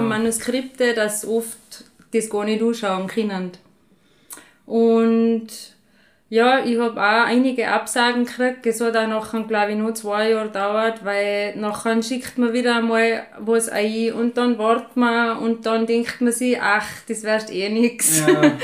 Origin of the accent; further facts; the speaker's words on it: Waidring, Tyrol, Austria; moved away as an adult; now in St. Jakob in Haus, Austria; ich bin ursprünglich von Wadring. Da bin ich bei einem Bauernhof aufgewachsen